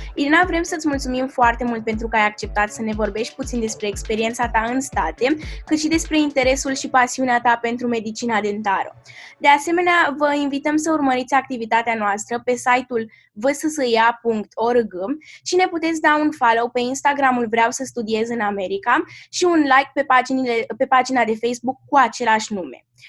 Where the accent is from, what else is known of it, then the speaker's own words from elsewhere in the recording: Romania; lumea în care am trăit noi ca și români